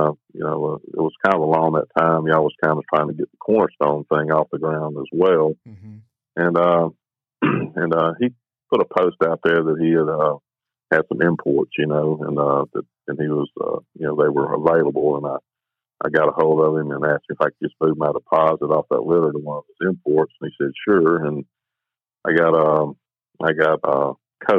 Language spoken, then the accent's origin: English; Saraland, Alabama, United States; moved away as an adult; now in Caledonia, Mississippi, United States; I grew up in South Alabama, a little town called Saraland, just north of Mobile